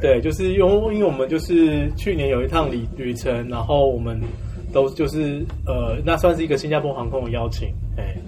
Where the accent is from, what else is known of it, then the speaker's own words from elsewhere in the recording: Taiwan; 我也是土生土长台湾人